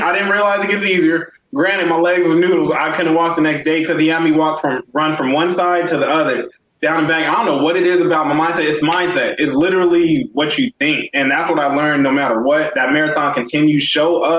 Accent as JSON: {"language": "English", "town": "El Paso", "region": "Texas", "country": "United States", "said": "I'm from El Paso, also known as Sun City. It's in Texas, 915"}